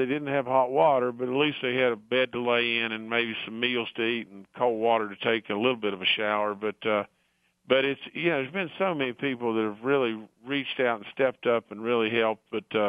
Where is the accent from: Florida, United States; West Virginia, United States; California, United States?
West Virginia, United States; Beckley; And I grew up in Beckley, West Virginia. I've been in West Virginia all my life.